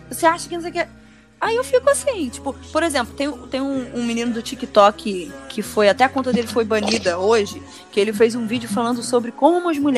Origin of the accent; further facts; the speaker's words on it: Rio de Janeiro, Brazil; a gente é carioca.